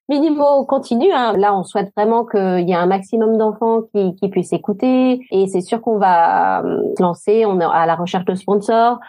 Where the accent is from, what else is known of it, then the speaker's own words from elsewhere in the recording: France; moved away as an adult; now in Sweden; en tant que française